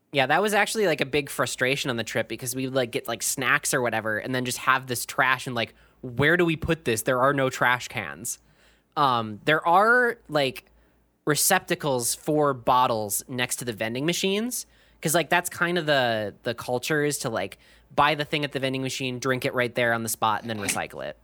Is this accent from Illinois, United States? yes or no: no; Minnesota, United States